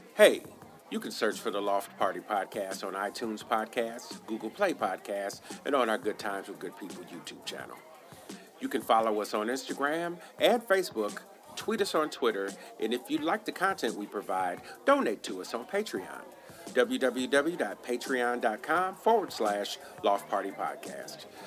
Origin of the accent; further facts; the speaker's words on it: Chicago, Illinois, United States; I grew up in Chicago during the era of the Dynasty Bulls.